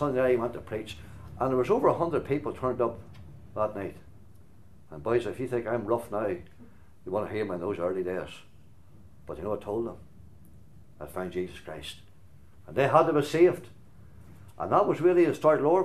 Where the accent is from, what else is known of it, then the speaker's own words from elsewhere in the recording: Glenann, Northern Ireland, United Kingdom; there's a wee hall in our village in Glenann called Glenann. I'm from Glenann